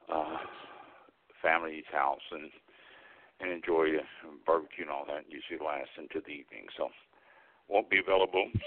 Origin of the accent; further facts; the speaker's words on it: Kansas City, Missouri, United States; I was born and raised in Kansas City, Missouri